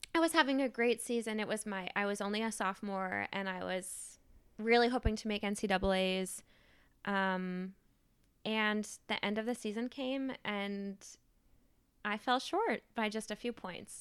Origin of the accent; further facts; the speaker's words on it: Maine, United States; moved away as an adult; now in New Haven, United States; I grew up in Maine, and I went to college in Maine, and I stayed in Maine after college and worked